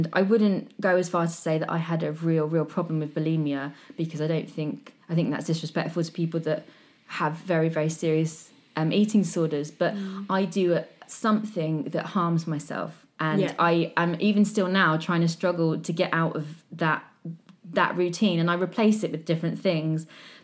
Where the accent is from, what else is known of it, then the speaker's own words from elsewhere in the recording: Hampshire, South East England, United Kingdom; accent: posh; I'm from Hampshire. I sound posh.